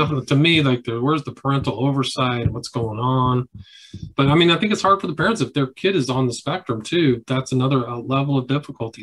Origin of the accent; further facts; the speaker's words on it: Palo Alto, California, United States; I grew up in Palo Alto